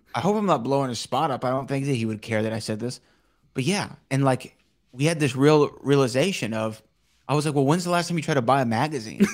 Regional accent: Texas, United States; I was from Texas

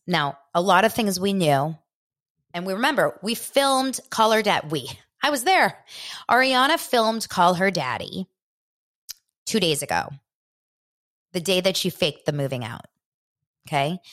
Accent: Los Angeles, California, United States; I grew up here in Los Angeles

